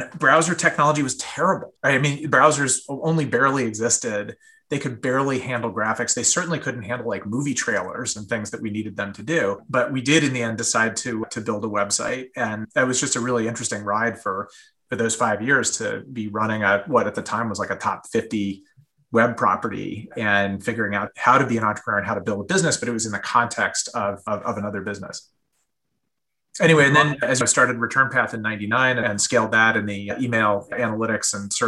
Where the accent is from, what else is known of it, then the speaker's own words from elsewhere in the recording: San Diego, California, United States; I grew up in Southern California and San Diego in particular